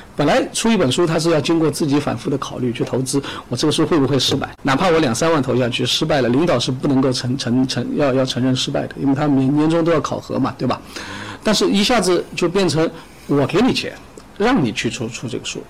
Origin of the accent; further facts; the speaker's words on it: China; 我们中国人自己的